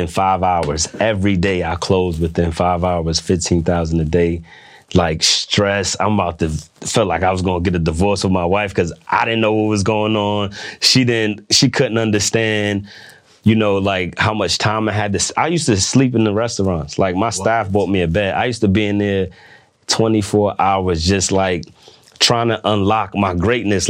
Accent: New York, United States; now in Washington, D.C., United States; I'm from New York

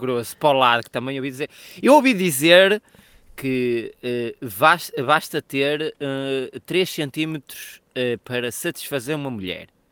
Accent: Portugal; nós somos portugueses

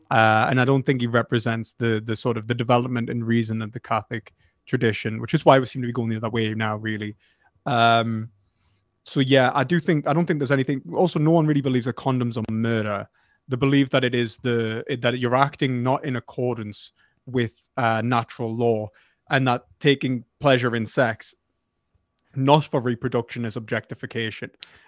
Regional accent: United Kingdom; I'm from the UK.

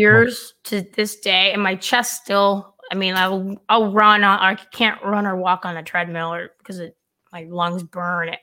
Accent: California, United States; moved away; I'm from California

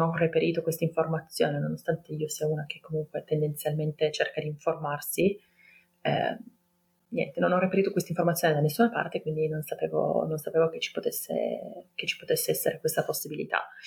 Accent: Turin, Piedmont, Italy; ho 33 anni, ehm, sono di Torino

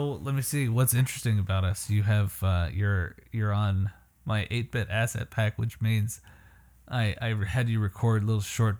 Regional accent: Canada; moved away as an adult; now in United States; I'm from Canada.

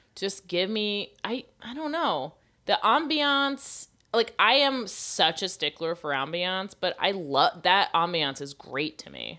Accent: Florida, United States; moved away; I'm from Florida

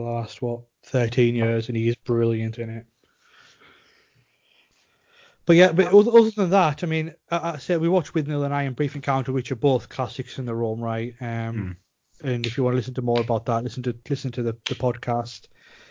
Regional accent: Cumbria, North West England, United Kingdom; we're both from Cumbria

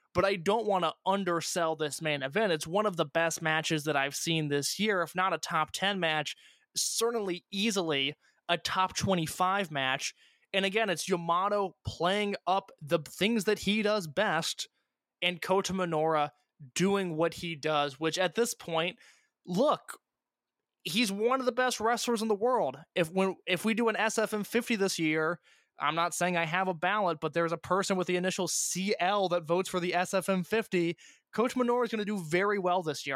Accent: Indiana, United States; I'm from Indiana

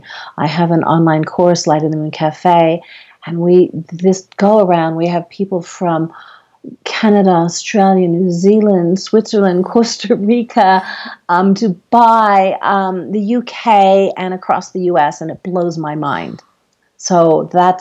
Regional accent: Guam; I'm from Guam, and it's a Chamorro dish

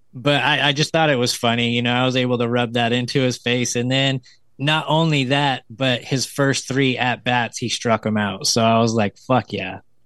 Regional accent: the mountains near Sacramento, California, United States; moved away as an adult; now in Sacramento, United States; I went back to my hometown because I live in Sacramento, but I grew up in the mountains.

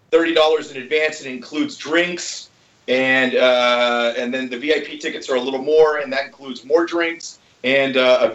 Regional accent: Pennsylvania, United States; moved away; I'm from Pennsylvania

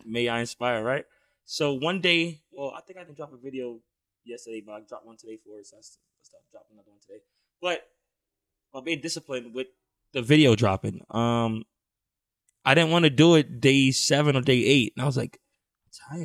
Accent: New York City, New York, United States; now in San Diego, United States; growing up in Brownsville was, it was fun

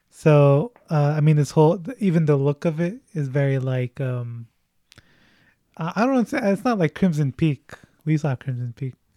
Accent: United States

